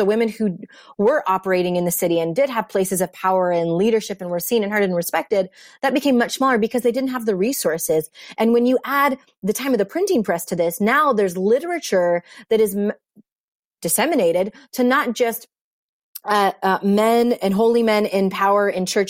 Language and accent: English; India; by my voice, but I'm Indian and I'm an immigrant.